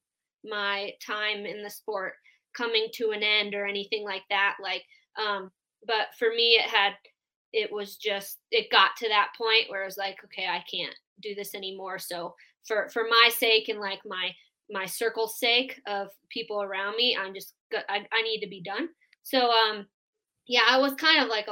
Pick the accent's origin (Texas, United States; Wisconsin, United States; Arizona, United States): Wisconsin, United States; moved away as an adult; now in Colorado Springs, United States; I'm from Wisconsin originally, but when I finished college at Marion University, right when I graduated, I moved out to Colorado as fast as I could